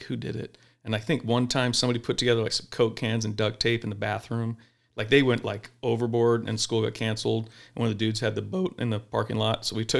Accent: Mesa, Arizona, United States; Mesa, Arizona.

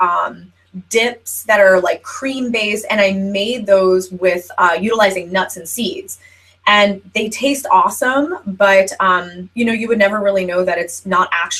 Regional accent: New Jersey, United States; I'm from New Jersey

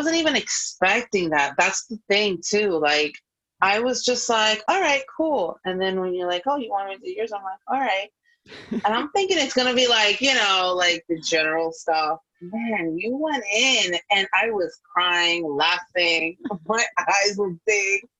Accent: New York, United States; now in Florida, United States; I am a New Yorker at heart, forever will always be. But I am in Florida at the moment

